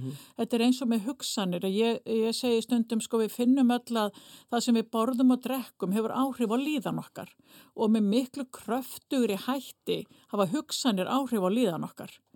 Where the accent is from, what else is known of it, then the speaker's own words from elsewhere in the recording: Fnjóskadalur, Northeastern Region, Iceland; accent: northern Icelandic; now in Reykjavík, Iceland; ég er fætt á uppalinn í, í Fnjóskadal í Þingjasveit